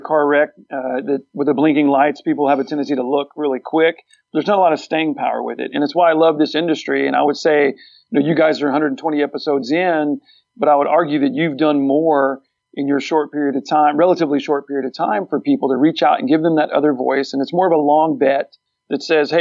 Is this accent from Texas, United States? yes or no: yes; Texas, United States; We're all from Texas.